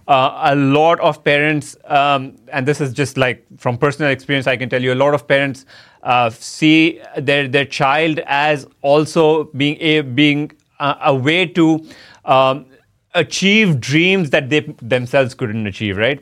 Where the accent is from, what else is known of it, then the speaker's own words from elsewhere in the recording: India; moved away as an adult; also born or lived in United States; my home country